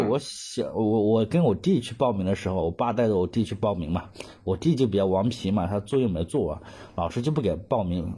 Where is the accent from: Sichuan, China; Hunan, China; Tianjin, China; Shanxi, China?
Hunan, China; moved away as an adult; now in Guangzhou, China; 湖南也是偏南方，又，特别是我们当地